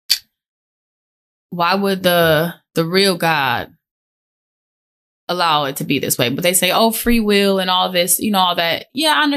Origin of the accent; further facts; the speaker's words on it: Minneapolis, Minnesota, United States; I went to San Miguel in South Minneapolis, and they're a Catholic private school